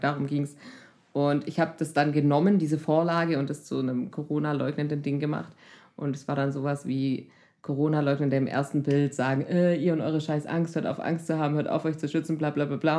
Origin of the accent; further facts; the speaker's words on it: Swabia, Germany; ich bin Schwäbin